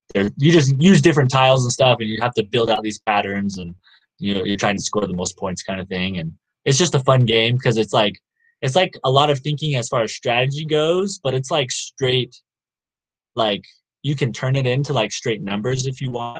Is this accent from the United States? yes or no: yes; the South, United States; now in Provo, United States; I grew up in the South, obviously, and like people talk to each other a lot more there. But here in Utah